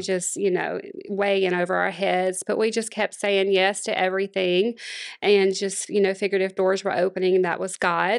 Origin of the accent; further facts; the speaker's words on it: Monroe, Louisiana, United States; now in Houston, United States; born and raised in Monroe, Louisiana